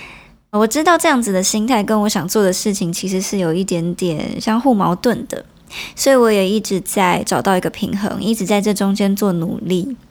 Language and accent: Chinese; Nanzhuang, Miaoli County, Taiwan; first language Hakka; Chinese is a second language; now in Taipei, Taiwan; 我小时候是住在苗栗县的南庄乡，我觉得它是一个湿漉漉的半山腰